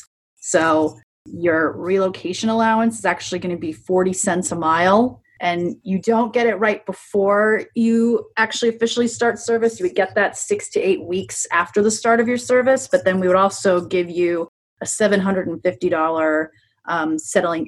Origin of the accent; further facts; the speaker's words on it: New York, United States; moved away as an adult; also born or lived in Prescott, Arizona; now in Tucson, United States; I'm originally from New York